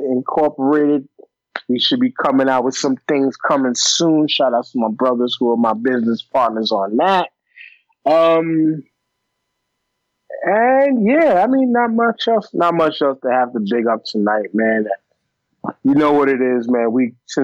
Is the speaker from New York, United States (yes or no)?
yes; New York, United States; I'm a New Yorker